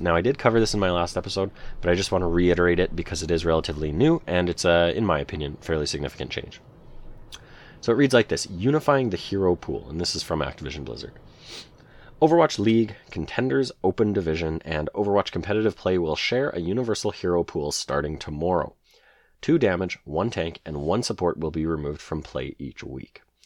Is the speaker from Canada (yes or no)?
yes; Canada; I'm a Canadian boy